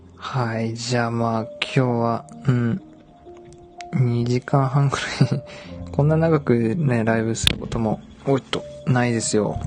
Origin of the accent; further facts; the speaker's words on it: Dazaifu, Fukuoka, Japan; 僕は、出身がね、太宰府